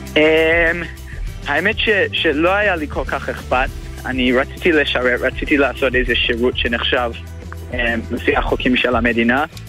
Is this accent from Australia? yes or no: yes; Melbourne, Victoria, Australia; moved away as an adult; now in Israel; עליתי מאוסטרליה, ממלבון.